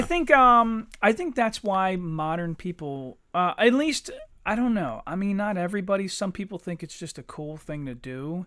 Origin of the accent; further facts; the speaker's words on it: Eddystone, Pennsylvania, United States; I'm from Eddystone